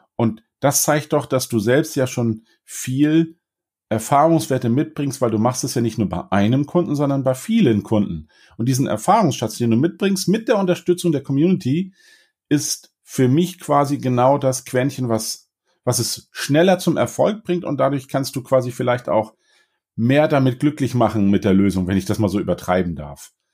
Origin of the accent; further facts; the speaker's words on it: Northern Germany, Germany; ich bin Norddeutscher